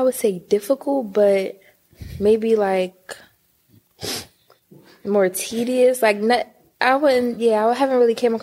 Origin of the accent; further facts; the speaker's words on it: Baltimore, Maryland, United States; also born or lived in Harford County, Maryland; I'm from Baltimore